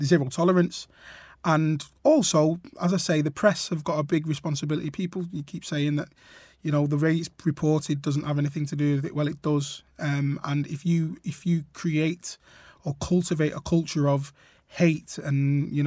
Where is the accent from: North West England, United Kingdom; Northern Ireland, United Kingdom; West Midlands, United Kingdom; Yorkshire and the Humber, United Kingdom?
North West England, United Kingdom; Trafford; playing for my town team, Trafford Boys